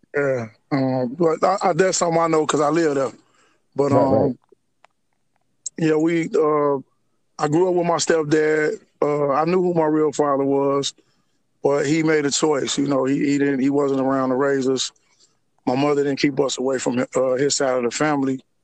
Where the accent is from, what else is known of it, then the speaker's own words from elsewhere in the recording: Harvey, Illinois, United States; I was born and raised in, in uh, Harvey, Illinois. It's a it's, it's a south suburb uh, of of uh, Chicago.